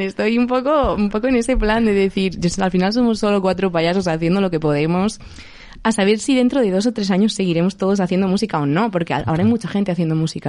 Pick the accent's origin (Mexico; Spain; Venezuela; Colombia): Spain; Elda, Valencian Community; mi casa en Elda, que yo soy de Elda de Alicante